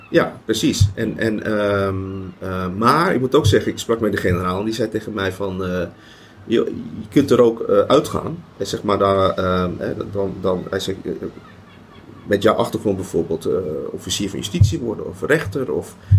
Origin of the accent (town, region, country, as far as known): Netherlands